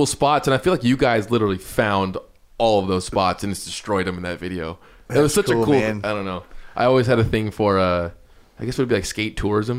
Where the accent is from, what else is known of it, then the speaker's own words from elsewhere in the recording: Orange County, California, United States; I grew up in Orange County